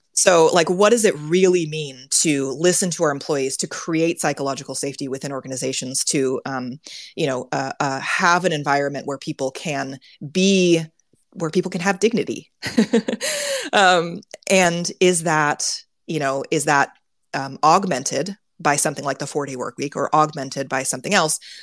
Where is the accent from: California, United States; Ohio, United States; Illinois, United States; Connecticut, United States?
California, United States; Silicon Valley; I grew up in Silicon Valley